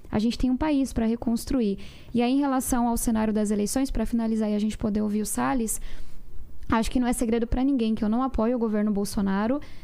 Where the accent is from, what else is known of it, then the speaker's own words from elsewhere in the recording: São Paulo, Brazil; Eu venho da periferia de São Paulo. Minha família mora em uma ocupação